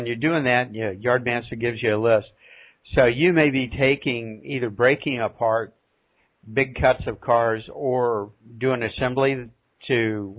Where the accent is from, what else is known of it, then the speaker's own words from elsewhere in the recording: West Virginia, United States; the town I grew up in West Virginia was a CNO town